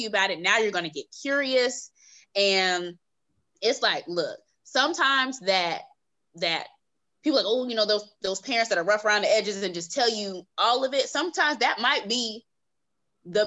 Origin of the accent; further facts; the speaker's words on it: California, United States; I'm from California, and I came out to Atlanta on a college tour